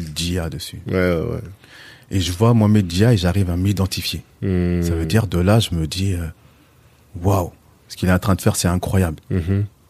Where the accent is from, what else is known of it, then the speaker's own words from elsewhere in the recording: L'Isle-Adam, Île-de-France, France; also born or lived in Villepinte; now in Pontoise, France; Je suis originaire de Villepinte. Mhm. Et ensuite, j'ai grandi sur l'île Adam. La plus grande majorité de ma vie. Et puis aujourd'hui, je suis sur Pontoise